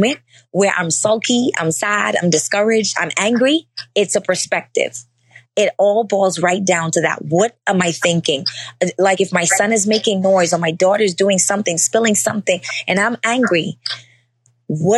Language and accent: English; Bahamas; I literally live 2 minutes away from the beach. I'm from the Bahamas.